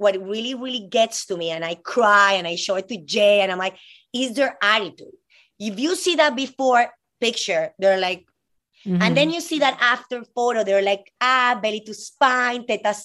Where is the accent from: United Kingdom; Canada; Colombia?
Colombia; moved away as an adult; now in United States; I'm from Colombia, this girl that moved here, 18 years old.